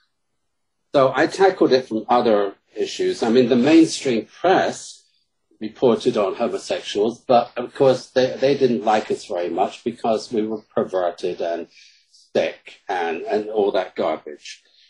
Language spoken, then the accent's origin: English; United Kingdom; accent: British; now in Chicago, United States; And my British accent in Chicago works wonders.